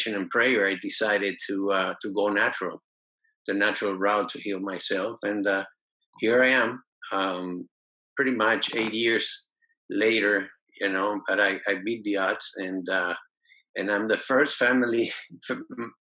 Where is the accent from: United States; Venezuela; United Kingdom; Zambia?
Venezuela; I was born in Venezuela.